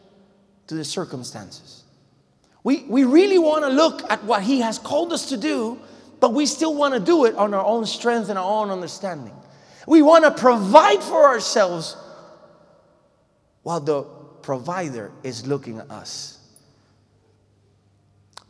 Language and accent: English; Puerto Rico; moved away; I come from Puerto Rico, so I have to say Hawaii instead of Hawaii